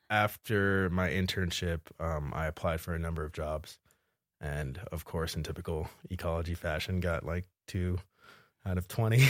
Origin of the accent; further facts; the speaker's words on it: suburbs of Philadelphia, Pennsylvania, United States; moved away as an adult; also born or lived in New Jersey / Salt Lake City, Utah; now in Bozeman, United States; I'm originally from New Jersey and Pennsylvania. Uh, exit 135, if you're familiar with the area, and then uh, the suburbs of Philadelphia. Kind of grew up there, going to high school